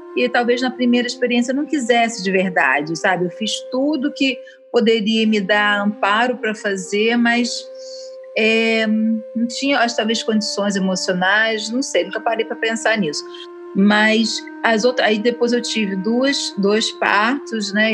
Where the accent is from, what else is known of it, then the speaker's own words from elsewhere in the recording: Niterói, Rio de Janeiro, Brazil; Eu sou de Niterói